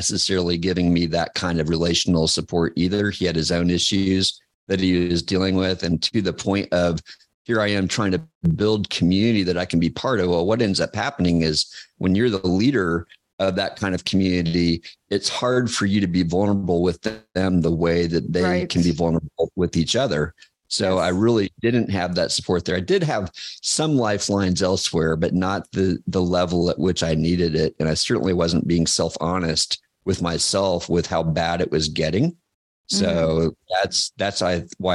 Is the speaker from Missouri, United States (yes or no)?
no; Kansas, United States; moved away; also born or lived in Georgia / Chicago; I'm from Kansas, and I'd been in Georgia.